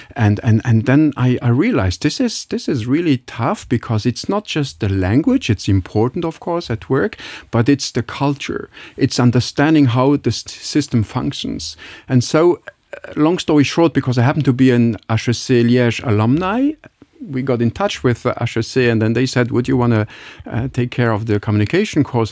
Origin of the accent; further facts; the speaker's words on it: Luxembourg; moved away; I label myself being really a Luxembourg, I mean, I, I grew up in Bel Air, just nearby